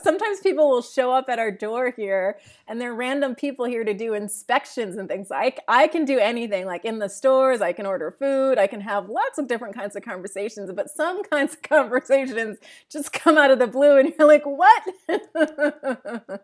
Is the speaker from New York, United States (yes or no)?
yes; upstate New York, United States; moved away as an adult; also born or lived in Jamaica; now in Portugal; I was born in Jamaica originally and, uh, moved to the U S with my family when I was three years old to upstate New York